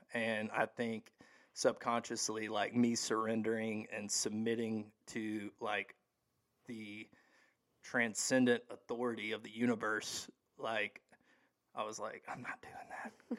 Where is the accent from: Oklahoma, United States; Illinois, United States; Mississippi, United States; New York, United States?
Mississippi, United States; Hattiesburg; I'm from Hattiesburg, Mississippi, originally. Um, I was born and raised there